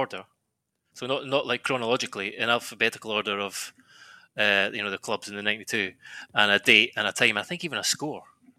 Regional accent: Scotland, United Kingdom; I said in the piece, growing up in Scotland, I'd never heard of half of these places.

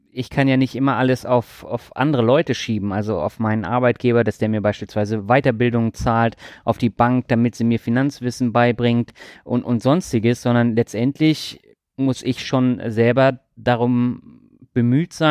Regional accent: Schleswig-Holstein, Germany; Ich bin Holsteiner.

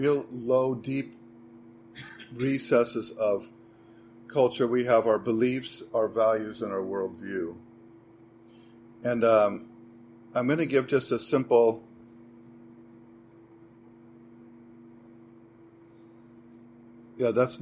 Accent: United States; moved away as an adult; now in Sweden; I'm American

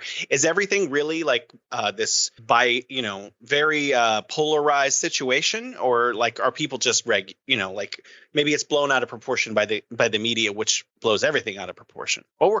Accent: United States; moved away as an adult; also born or lived in China; now in Beijing, China; I'm an American

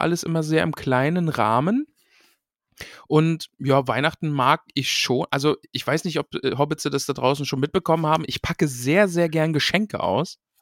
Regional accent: East Germany, Germany; Ich bin ja aus dem Osten

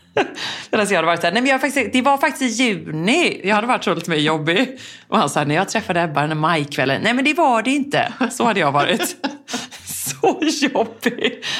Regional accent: Gothenburg, Västra Götaland, Sweden; jag är från Göteborg.

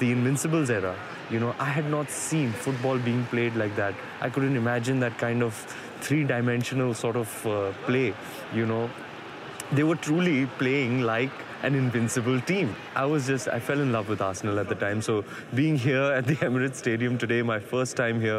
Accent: Mumbai, Maharashtra, India; my hero's in my hometown

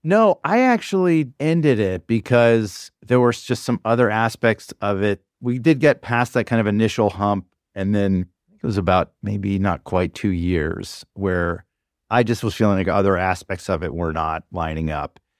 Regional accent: the South, United States; now in New York, United States; I grew up in the South

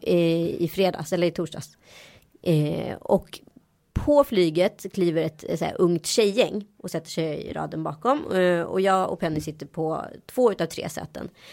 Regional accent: Sweden; jag är svensk

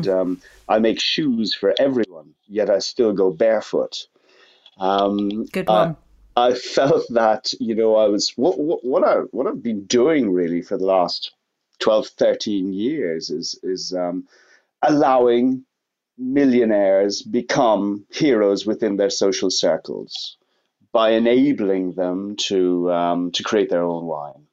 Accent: Limerick, Munster, Ireland; moved away as an adult; also born or lived in United Kingdom; Growing up in Limerick in South West Ireland in the countryside

